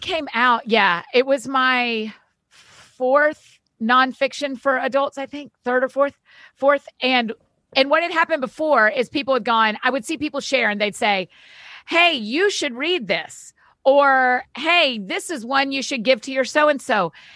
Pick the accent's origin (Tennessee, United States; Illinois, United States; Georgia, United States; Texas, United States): Georgia, United States; I grew up in Georgia, went to University of Georgia